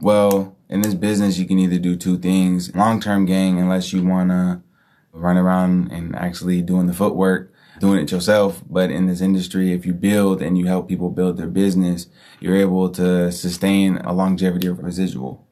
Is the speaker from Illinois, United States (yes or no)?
no; Hayward, California, United States; I'm from Hayward